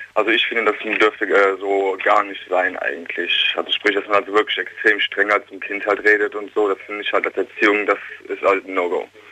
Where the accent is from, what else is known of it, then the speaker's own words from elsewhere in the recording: Königswinter, North Rhine-Westphalia, Germany; ich komme aus Königswinter